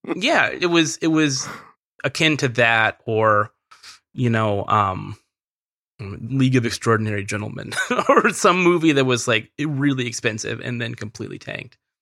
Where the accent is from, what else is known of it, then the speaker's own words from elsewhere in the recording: Merced, California, United States; I'm from Central California, a very small town in Central California called Merced